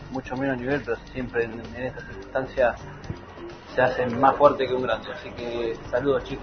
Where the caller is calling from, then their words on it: Necochea, Buenos Aires Province, Argentina; Hola chicos, ¿qué tal? Buen día. … de Necochea.